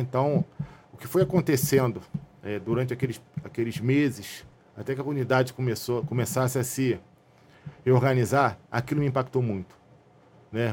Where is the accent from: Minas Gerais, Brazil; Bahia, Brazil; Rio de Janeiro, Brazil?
Rio de Janeiro, Brazil; nascido e criado na Zona Norte